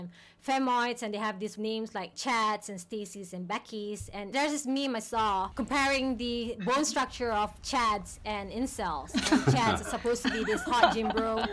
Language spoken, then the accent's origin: English; Malaysia; growing up in Malaysia, we were taught when we were younger